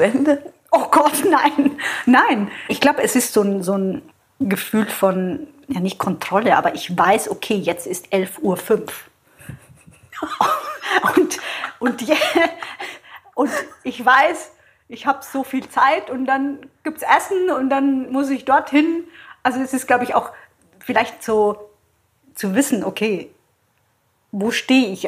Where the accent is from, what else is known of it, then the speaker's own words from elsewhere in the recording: Southern Italy, Italy; moved away; also born or lived in Switzerland; Ich komme aus Süditalien